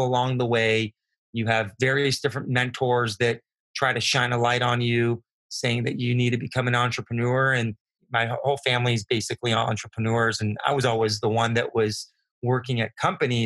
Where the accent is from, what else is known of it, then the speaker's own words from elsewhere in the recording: San Diego, California, United States; Growing up in San Diego, I was very fortunate to grow up in a biotech community around innovators